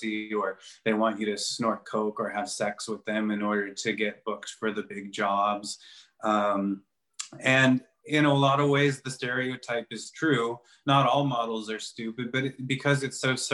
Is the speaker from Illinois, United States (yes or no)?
yes; Chicago, Illinois, United States; moved away as an adult; also born or lived in New York; I went back home to Chicago for a few months